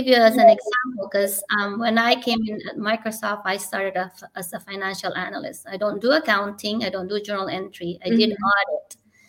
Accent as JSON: {"language": "English", "country": "Philippines", "said": "because I'm a Filipino, I'm short."}